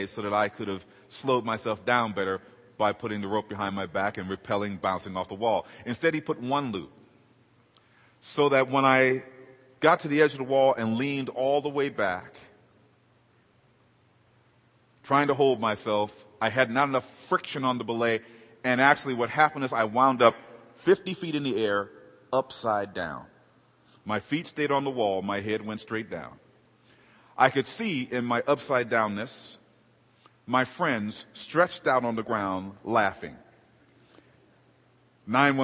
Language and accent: English; Los Angeles, California, United States; I grew up in South Central LA.